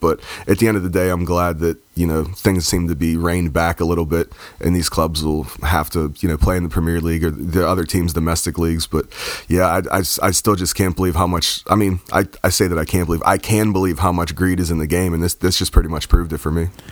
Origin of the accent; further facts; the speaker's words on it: United States; even as an American